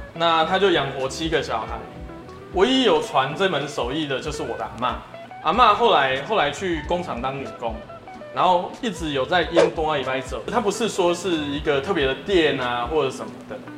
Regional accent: Fengtian Village, Chiayi County, Taiwan; 因为阿嬷住在丰田村， 啊， 我是丰田村长大的小孩

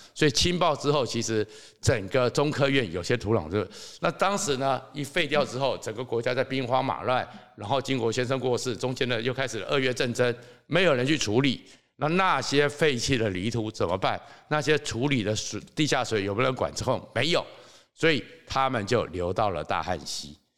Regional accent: Taiwan; 我们台湾人

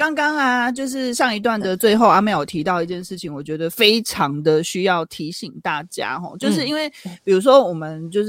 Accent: Taiwan; 那我们就是台湾人

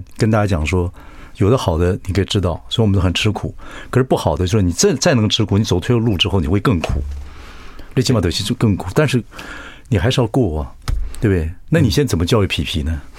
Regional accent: southern Taiwan, Taiwan; 喜欢以前这个东西是都是台北人的事情嘛，跟我们南部人没有关系嘛。

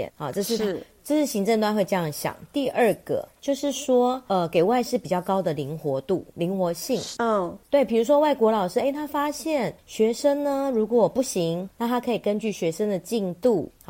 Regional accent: Taiwan; 我们台湾人。

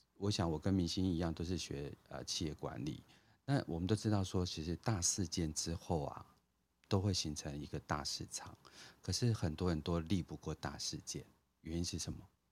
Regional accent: Taiwan; moved away; also born or lived in Philippines; 我在这种开发中国家成长，就是我经历了台湾的不管是解严啊，然后就是，呃，民主化的这个过程

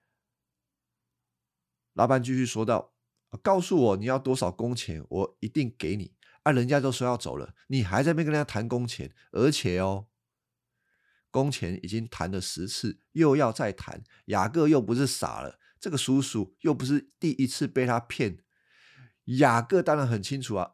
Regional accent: Taiwan; accent: Taiwanese Mandarin; 我老婆说我有台湾国语，啊，我也改不回来了

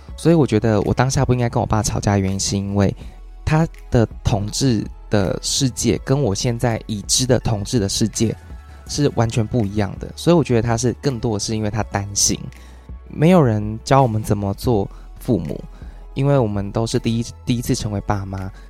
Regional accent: Taiwan; 我很热衷于让大家知道我是台湾人

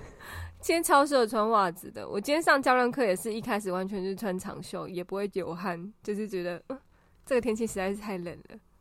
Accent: Taiwan; moved away as an adult; also born or lived in Australia; 我刚从澳洲回来的时候超级没有办法接受台湾的交通

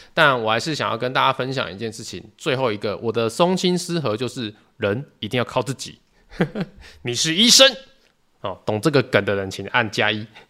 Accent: Tainan, Taiwan; 我是台南人

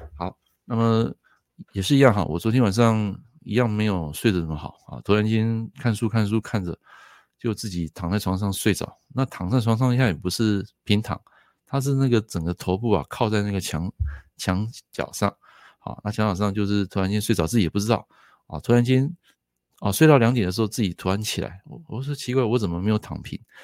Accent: Taiwan; 我们台湾这边

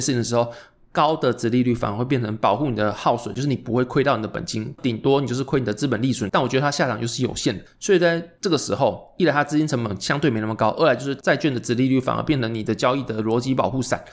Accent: Taiwan; 因为我是台湾的口味

